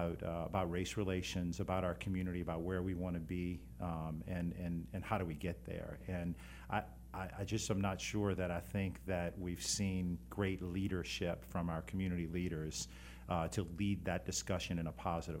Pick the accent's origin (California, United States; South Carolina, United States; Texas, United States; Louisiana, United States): Louisiana, United States; New Orleans; I'm from New Orleans.